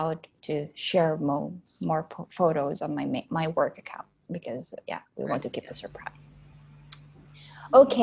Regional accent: Philippines; moved away as an adult; now in France; I'm in France right now. I come from Philippines originally.

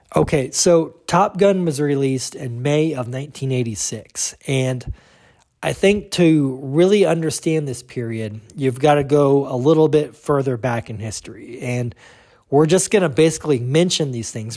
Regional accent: United States; we as the American viewing public

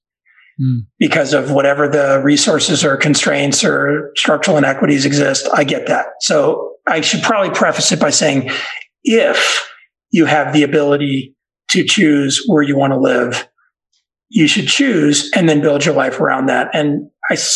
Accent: Dallas, Texas, United States; moved away; also born or lived in Boston, Massachusetts / Colorado; I grew up in Dallas, Texas

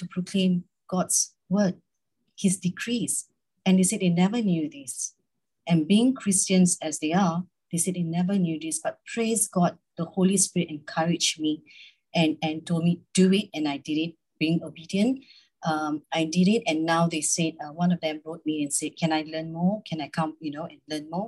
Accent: Malaysia; I'm from Malaysia

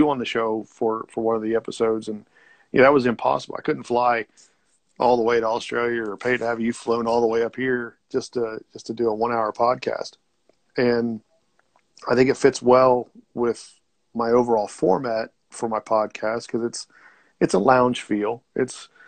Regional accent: Ohio, United States; I'm in Ohio. So I'm about 90 miles away from Cincinnati.

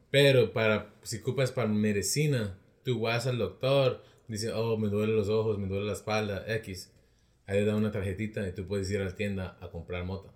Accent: Rialto, California, United States; de Rialto

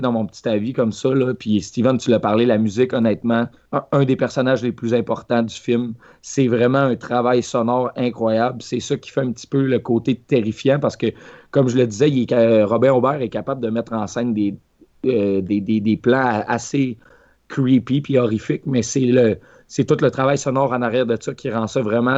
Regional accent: Quebec, Canada; en tant que Québécois moyen

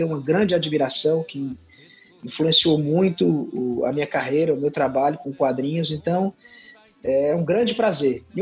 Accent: Sobral, Ceará, Brazil; mas assim, minha vida toda foi aqui, nasci em Sobral, minha mãe é legitimamente sobralense, meu pai, ele era do sul do Ceará, da região do Cariri, ele é de uma cidade chamada Milagres, né? então eu misturo dentro de mim o norte e o sul do Ceará, né?

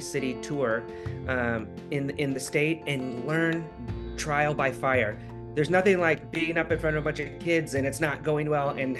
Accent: Alaska, United States; now in California, United States; my home state of Alaska

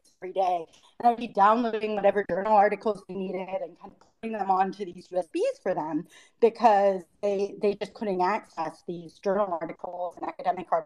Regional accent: Richmond, Virginia, United States; moved away as an adult; also born or lived in Bangkok, Thailand; now in East Africa; I'm born in Bangkok in Thailand, but grew up mostly, always went to school in Richmond, Virginia

